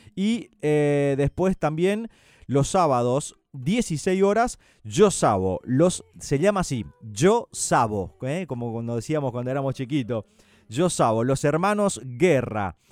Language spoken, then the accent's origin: Spanish; Litoral, Argentina; nosotros litoraleños